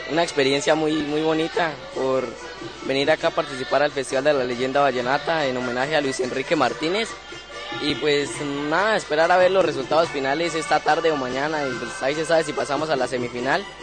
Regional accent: Nobsa, Boyacá, Colombia; yo vengo desde Nopsa, Boyacá, a representarla.

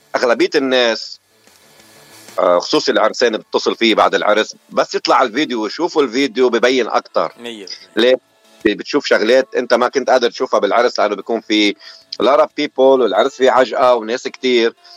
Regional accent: Ain el-Tineh, Beqaa, Lebanon; now in Dearborn, United States; انا من لبنان من ضيعه حلوه كثير من البقاع الغربي من بلد اسمها عين التيني

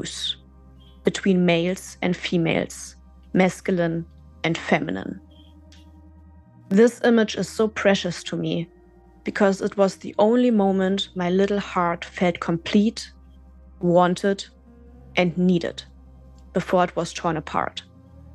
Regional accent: Germany; moved away as an adult; also born or lived in Berlin; my hometown in West Germany

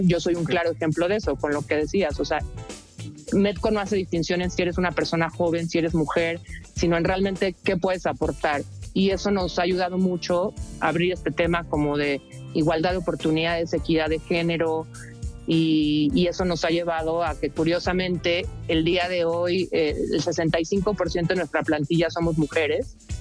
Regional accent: Mexico; como mexicanos

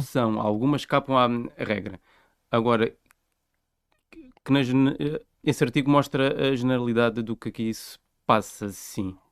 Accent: Vila Nova de Milfontes, Alentejo, Portugal; moved away as an adult; sou de Mil Fontes, sempre fui de, de Mil Fontes

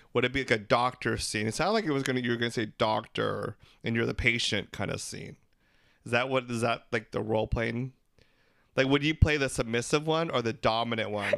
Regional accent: Philippines; We're three Filipino gay guys

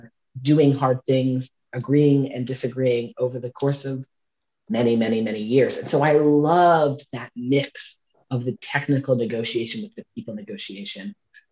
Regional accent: Southern Louisiana, United States; I grew up in Southern Louisiana, and when I was a kid

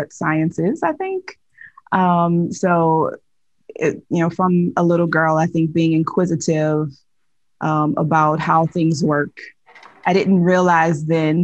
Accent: Nigeria; So I am Nigerian

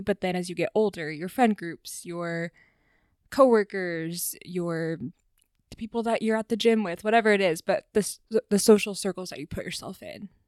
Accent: the South, United States; growing up in the South

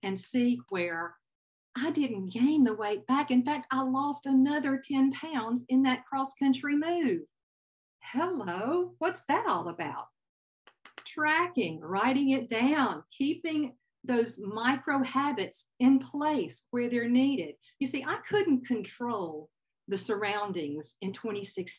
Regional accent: Southern United States, United States; accent: Southern; now in California, United States; my Southern accent

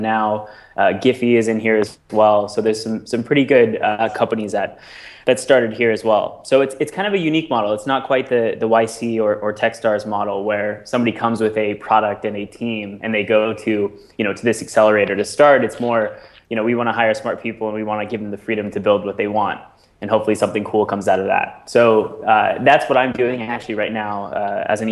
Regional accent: Seattle, Washington, United States; moved away as an adult; also born or lived in Bellingham, Washington; now in New York City, United States; I grew up in the Seattle area

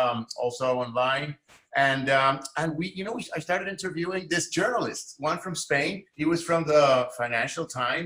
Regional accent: San Juan, Puerto Rico; moved away as an adult; now in New York, United States; I'm from Puerto Rico. I grew up in San Juan, my father is Cuban

